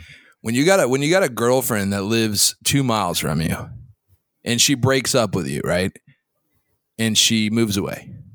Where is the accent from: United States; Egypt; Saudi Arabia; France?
Saudi Arabia; born there; I can't because I was born in Saudi.